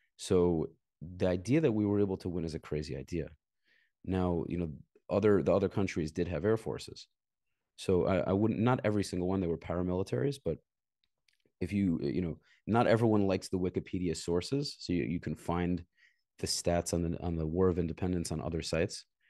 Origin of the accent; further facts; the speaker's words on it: New York City, New York, United States; moved away as an adult; also born or lived in Israel; I grew up in Brooklyn